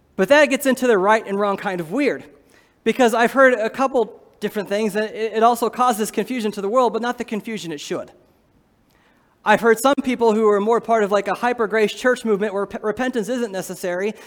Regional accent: Iowa, United States; I'm from Iowa

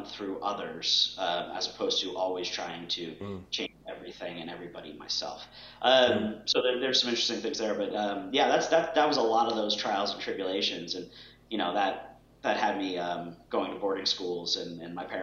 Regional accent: Boston, Massachusetts, United States; I grew up in Boston

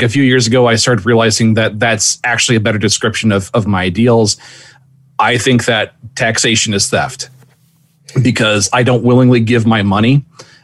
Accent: Iowa, United States; I'm from Iowa

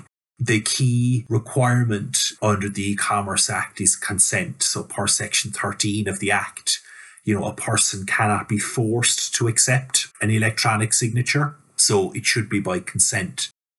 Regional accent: Ireland; as Irish lawyers, e-signature hasn't been front and centre in our practice

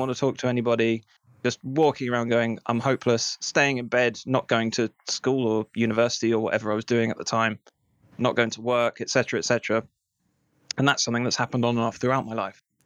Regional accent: England, United Kingdom; we're English

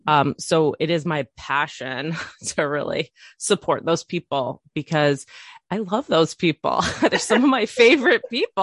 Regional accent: island outside of Seattle, Washington, United States; also born or lived in Chicago suburb, Illinois; When I was ten, we moved across the country to this little island that I live on currently, which is outside of Seattle

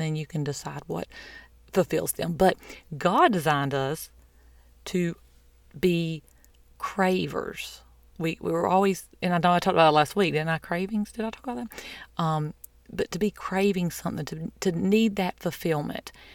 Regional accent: the South, United States; I'm from the South

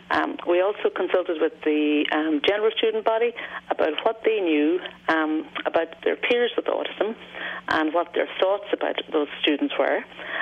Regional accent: United States; Yeah, but no, I'm a visitor from the States last week, actually.

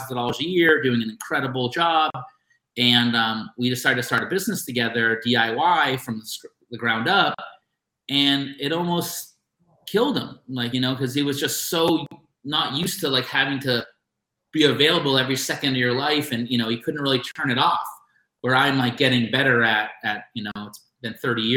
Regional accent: Boston, Massachusetts, United States; now in Los Angeles, United States; I'm from Boston, so there's a crazy work ethic on the East Coast. And when I came here to Los Angeles

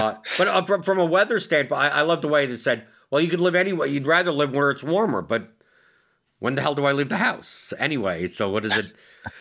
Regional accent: New York, United States; now in Louisville, United States; Like, I obviously I came from New York and now I live in Louisville, but the main reason is because it's so much cheaper to live here than it is in New York.

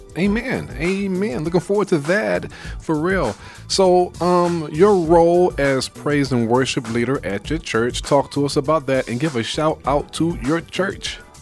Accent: New York City, New York, United States; I'm from Brooklyn.

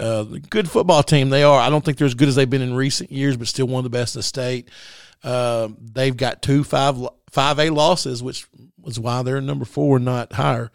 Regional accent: Mineral Springs, Arkansas, United States; I grew up in South Arkansas down in Middle Springs

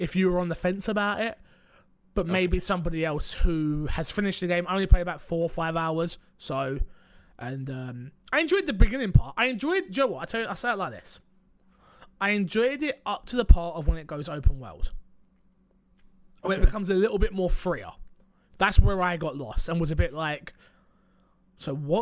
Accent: United Kingdom; I'm British

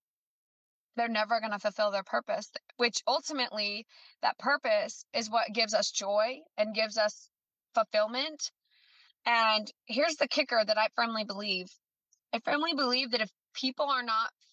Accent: the North, United States; now in the South, United States; I'm down in the South, that I'm originally from the North

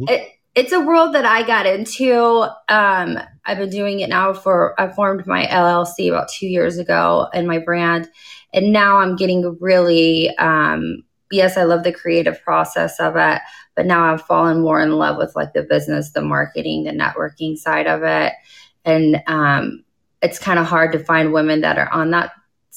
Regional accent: Dallas, Texas, United States; I am. I am from Dallas.

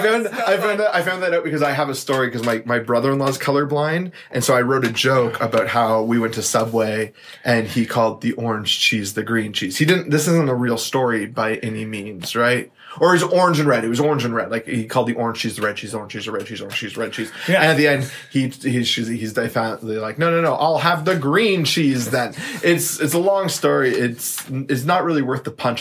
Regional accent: London, Ontario, Canada; I grew up in London, Ontario.

